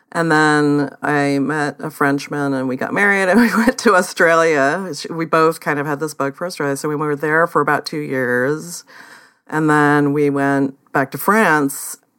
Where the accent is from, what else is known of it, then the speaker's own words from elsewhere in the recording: Oakland, California, United States; moved away; I grew up in the Bay Area in Oakland